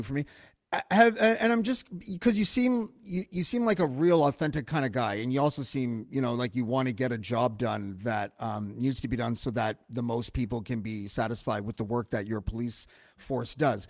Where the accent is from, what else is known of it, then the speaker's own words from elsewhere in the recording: Toronto, Ontario, Canada; I'm from Toronto